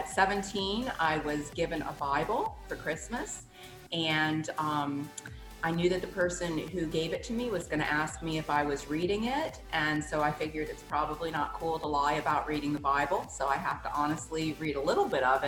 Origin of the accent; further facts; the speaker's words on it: New Orleans, Louisiana, United States; I was raised in New Orleans, Louisiana